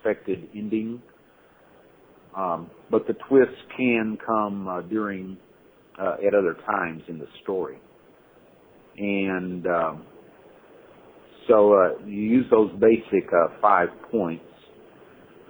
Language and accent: English; Fort Worth, Texas, United States; moved away as an adult; now in Hong Kong; I grew up in Cowtown, which is Fort Worth, Texas